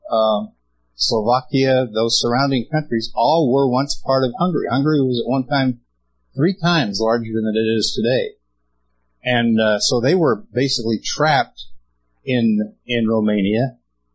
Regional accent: Utah, United States; I was born and raised in Utah

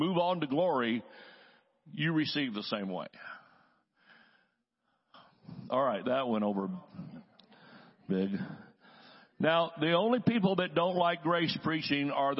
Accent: the South, United States; I'm from the South. We say y'all.

